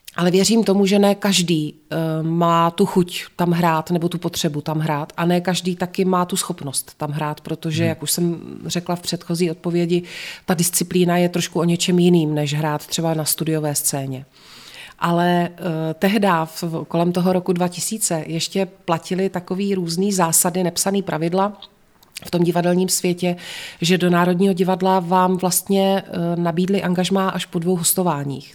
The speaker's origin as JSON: {"language": "Czech", "town": "Znojmo", "region": "South Moravian Region", "country": "Czechia", "tie": "born or raised there", "moved": "as an adult", "lives_now": "Prague, Czech Republic", "said": "Já jsem se ve Znojmě narodila, ve Znojmě jsem až do svých 18 let chodila do školy, studovala jsem tady"}